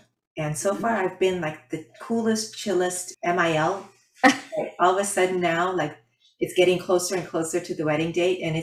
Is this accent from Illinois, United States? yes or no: yes; Chicago, Illinois, United States; now in California, United States; I'm from Chicago